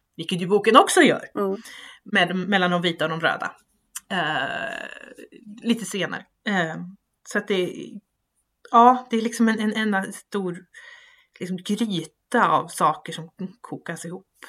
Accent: Sweden; som rikssvensk

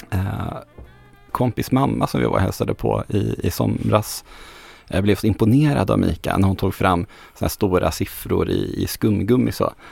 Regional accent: Norrland, Sweden; Fast jag är ju norrlänning så det heter Berglund.

